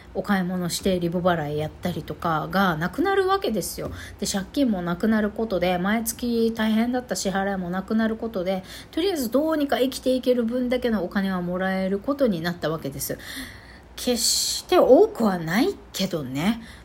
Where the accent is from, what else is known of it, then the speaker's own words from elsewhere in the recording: Japan; first language Japanese; now in Okinawa, Japan; 私たち日本人はですね日本語を母国語とする民族人たち